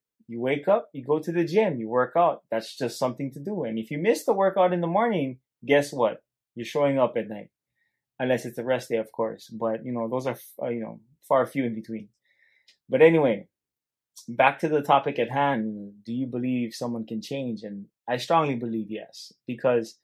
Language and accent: English; Hilo, Hawaii, United States; accent: Hawaiian Pidgin; being born and raised in Hilo, Hawaii, very strong pigeon